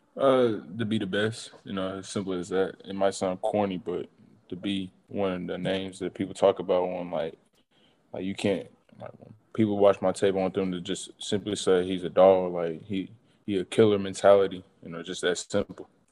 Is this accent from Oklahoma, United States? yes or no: yes; Tulsa, Oklahoma, United States; being able to play for my home state